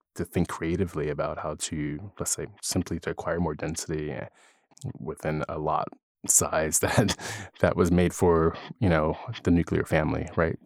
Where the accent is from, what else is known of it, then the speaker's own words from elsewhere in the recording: Philadelphia, Pennsylvania, United States; moved away; also born or lived in California; I'm originally from Philadelphia and I grew up there